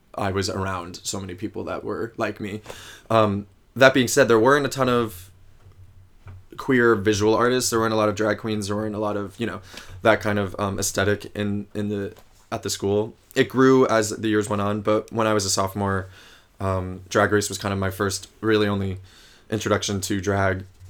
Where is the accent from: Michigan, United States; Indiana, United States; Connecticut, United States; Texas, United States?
Connecticut, United States; a small town outside of New Haven; moved away as an adult; also born or lived in Ithaca, New York; now in New York City, United States; I grew up in a small town um, outside of New Haven, Connecticut